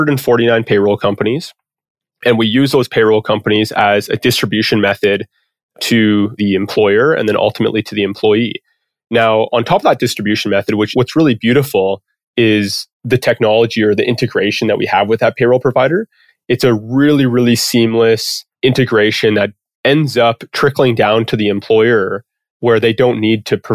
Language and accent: English; Comox, British Columbia, Canada; accent: Canadian; moved away as an adult; now in Calgary, Canada; I grew up on Vancouver Island, which is the most west coast part of Canada, or at least the most west coast part that I know of in Canada, in a small little town called Comox, British Columbia